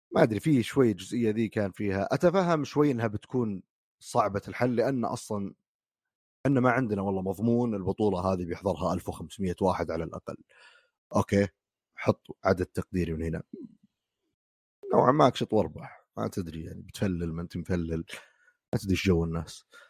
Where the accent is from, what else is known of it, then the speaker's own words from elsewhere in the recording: Saudi Arabia; عندنا في السعوديه